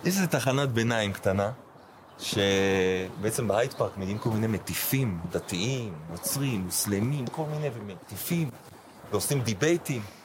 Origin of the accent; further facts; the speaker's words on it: Jerusalem, Jerusalem District, Israel; moved away as an adult; also born or lived in Scotland; אני לא אחד שמתרגש מירושלים, כי גדלתי פה